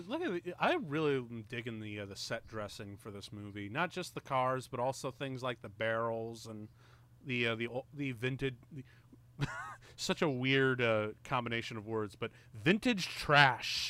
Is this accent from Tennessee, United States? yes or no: no; Chicago, Illinois, United States; I'm from Chicago